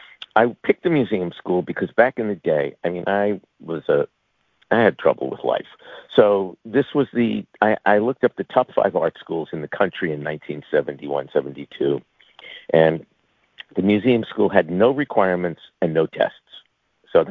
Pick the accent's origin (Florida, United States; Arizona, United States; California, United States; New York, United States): New York, United States; Long Island; also born or lived in Manhattan, New York / Jackson Heights, Queens, New York; I was born in Manhattan. I spent my first couple of years in Jackson Heights, and then they moved me to Long Island. I spent the rest of my time there trying to escape.